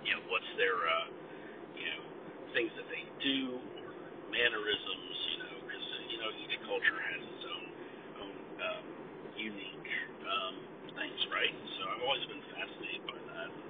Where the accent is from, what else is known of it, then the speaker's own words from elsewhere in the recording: Ohio, United States; because in my in my hometown, uh, generally you don't leave. It's one of those little places. It's, it's small town USA.